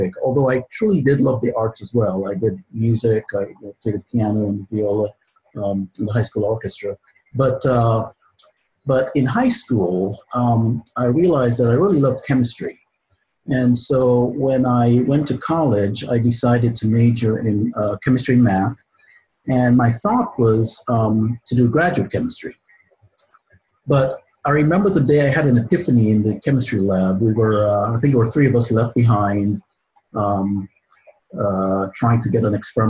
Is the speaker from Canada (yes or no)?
no; Guyana; moved away; I'm originally from Guyana in South America. So I'm an immigrant to this country.